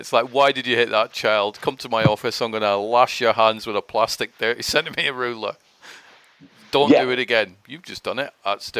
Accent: Scotland, United Kingdom; accent: mixture of Scottish and English; now in Manchester, United Kingdom; Well, I'm from Scotland originally. That's why my accent is a bit weird. So it's like a mixture of Scottish and English, my thing. So, but yeah, I'm from Scotland, live near Manchester now.

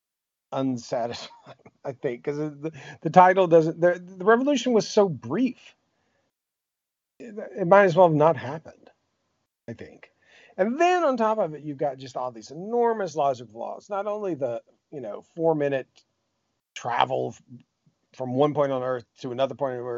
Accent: United States; as American

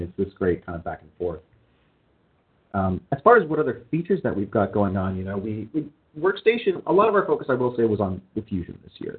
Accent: Canada; moved away as an adult; now in California, United States; I am a Canadian citizen.

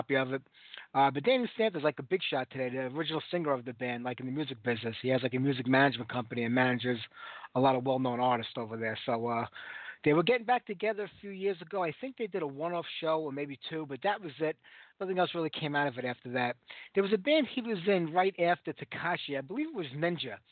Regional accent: New York City, New York, United States; We had such an amazing metal scene here in New York, especially, you know, where I grew up in Brooklyn

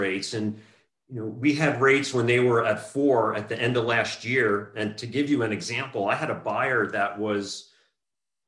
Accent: New Jersey, United States; moved away as an adult; also born or lived in Southern California; now in California, United States; I grew up in New Jersey, and I was there until I graduated high school and then migrated to Southern California

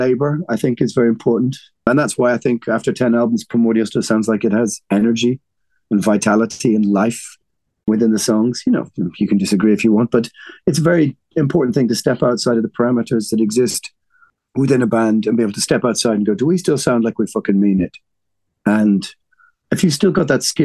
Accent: Ireland; We're Irish

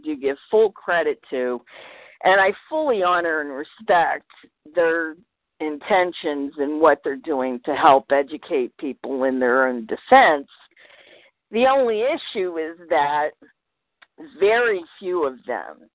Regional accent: Virginia, United States; both of my parents are New Englanders, although I was raised in Virginia

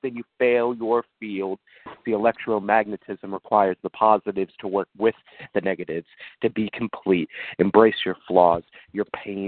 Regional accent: Leavenworth, Kansas, United States; I'm initially from Leavenworth, Kansas

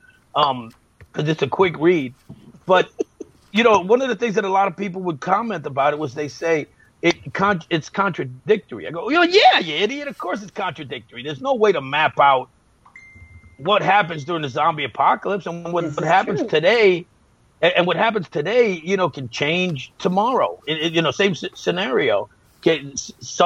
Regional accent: New York, United States; accent: New York; my New York accent was too heavy

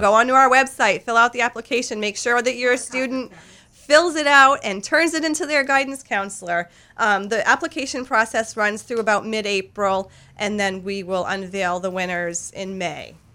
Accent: Lewiston, Maine, United States; I was born and raised in Lewiston

